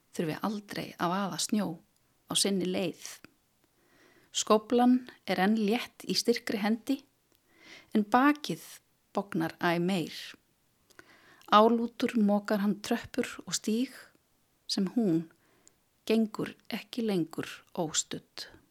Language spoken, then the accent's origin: Icelandic; Melaleiti in Melasveit, Borgarfjörður, Western Region, Iceland; now in Reykjavík, Iceland; Ég er úr borgarferinum, ég er frá melaleiti í Melasveit